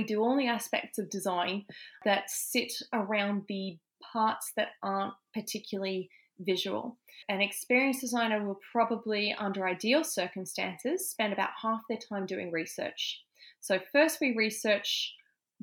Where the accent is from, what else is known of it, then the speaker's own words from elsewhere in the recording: Canberra, Australian Capital Territory, Australia; moved away as an adult; also born or lived in United Kingdom / Melbourne; I grew up in Canberra